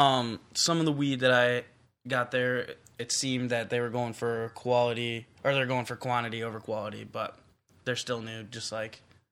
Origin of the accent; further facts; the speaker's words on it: United States; now in Canada; as an American in Canada, I don't think they're going to let me into their very special ops.